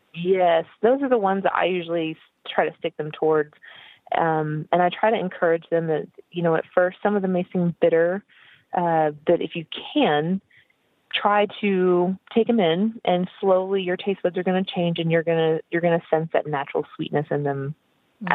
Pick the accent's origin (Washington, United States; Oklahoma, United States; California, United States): Oklahoma, United States; now in Texas, United States; I was raised in Oklahoma, which is the state above Texas